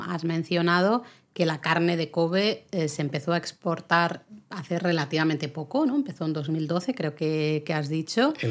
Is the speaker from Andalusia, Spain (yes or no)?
no; Catalonia, Spain; yo soy catalana